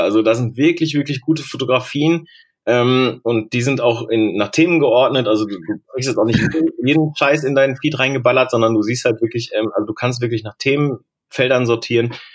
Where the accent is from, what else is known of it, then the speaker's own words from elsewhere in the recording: Bochum, North Rhine-Westphalia, Germany; ich bin in Bochum groß geworden.